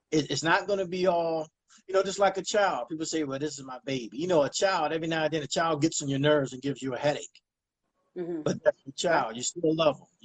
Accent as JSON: {"language": "English", "town": "Baltimore", "region": "Maryland", "country": "United States", "tie": "born or raised there", "also_born_or_lived": "South Carolina", "said": "I was born in Maryland, Baltimore, Maryland. I grew up between South Carolina and Maryland"}